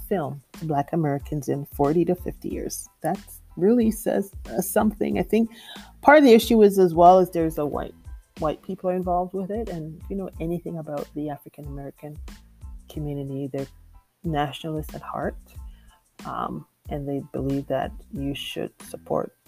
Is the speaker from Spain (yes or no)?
no; Jamaica; I'm from Jamaica, and it's considered a matriarchal society